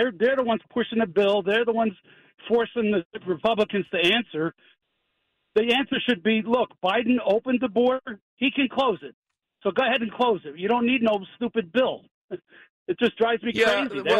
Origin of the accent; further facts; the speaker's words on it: Elizabeth, New Jersey, United States; accent: Jersey; also born or lived in Maple Shade, New Jersey; now in Flemington, United States; I'm from Elizabeth originally, so I got a little Jersey accent.